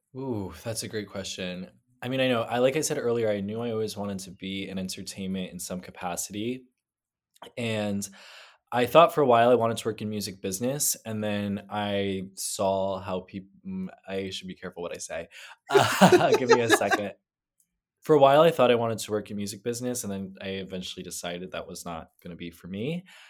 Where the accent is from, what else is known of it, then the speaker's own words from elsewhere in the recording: New Jersey, United States; now in New York, United States; I am from New Jersey